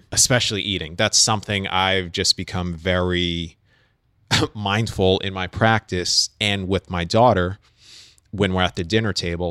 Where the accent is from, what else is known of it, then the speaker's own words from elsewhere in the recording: New York City, New York, United States; I'm growing up in New York City